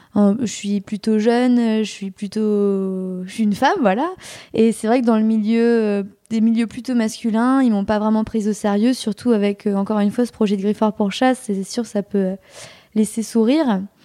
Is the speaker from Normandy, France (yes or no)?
yes; Normandy, France; moved away; je suis originaire de Normandie